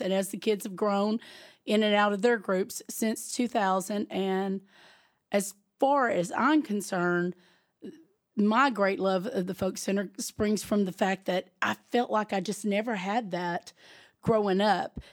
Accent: Gurdon, Arkansas, United States; now in Mountain View, United States; I'm not originally from Mountain View, I'm originally from South Arkansas, um, Gurdon

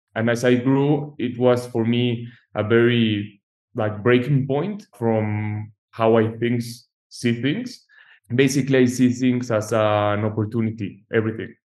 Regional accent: Mexico; moved away; I'm an architect from Mexico, so I'm new to the US market

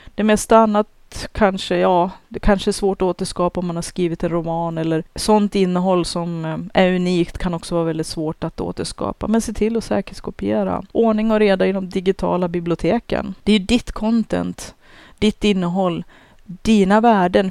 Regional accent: Sweden; Jag är ju svensk jag också

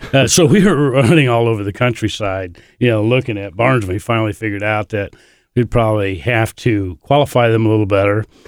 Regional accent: Bowling Green, Ohio, United States; I was born up near Toledo

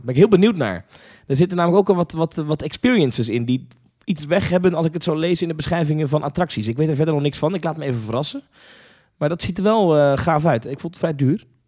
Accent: Netherlands; ik ben eh, geboren en getogen in Nederland

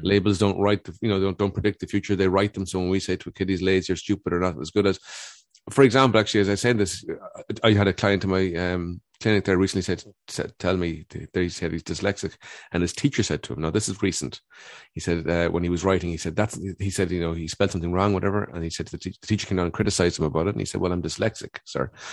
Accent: Cork, Munster, Ireland; I grew up in Dun-, Cork in the eighties

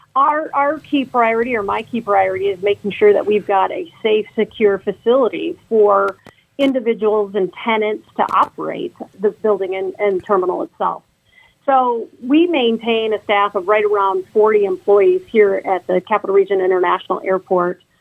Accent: Carson City, Michigan, United States; now in Lansing, United States; I grew up in Carson City

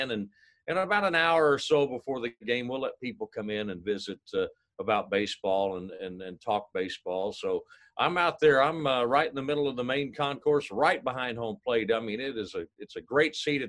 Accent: near St. Louis, Missouri, United States; moved away; I grew up near St. Louis

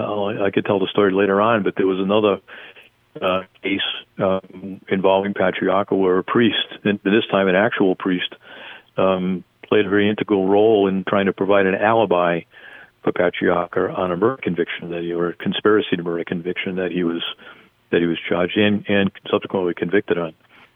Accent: Rhode Island, United States; also born or lived in Arizona; growing up in Rhode Island

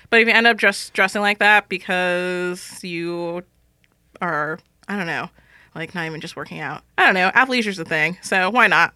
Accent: Los Angeles, California, United States; now in San Francisco, United States; I'm originally from Los Angeles

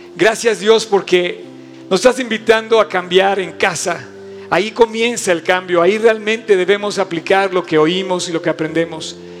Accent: Mexico; tengo una vida como mexicano

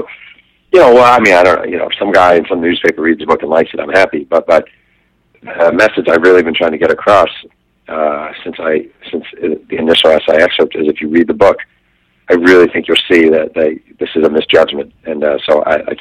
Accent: New York, United States; I mean, I grew up in New York, right in that era. I mean, that was my boyhood.

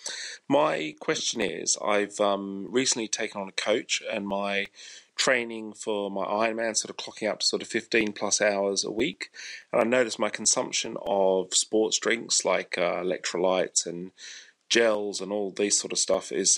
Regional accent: Australia; now in Sussex, United Kingdom; I live in Sussex in the UK, but I'm from Australia. Been here a long time.

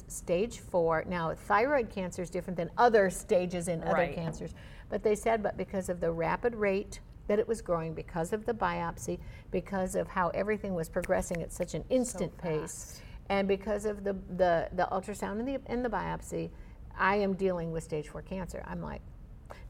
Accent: Florida, United States; I'm from Florida

